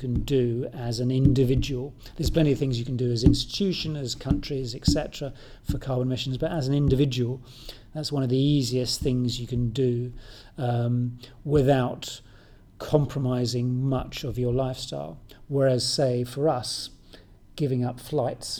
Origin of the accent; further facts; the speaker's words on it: United Kingdom; moved away; I'm British, I'm not Mongolian or anything